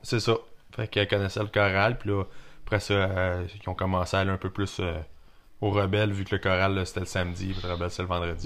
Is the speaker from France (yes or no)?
no; Saint-Félix-de-Kingsey, Quebec, Canada; also born or lived in Warwick, Quebec; now in Drummondville, Canada; on a déménagé à Saint-Félix de Kingsey. Où ce que, dans le fond, les parents à mon père étaient. Mon père lui travaillait là-bas, fait qu'on a passé encore pas mal de temps, quasiment un autre 7 ans là-bas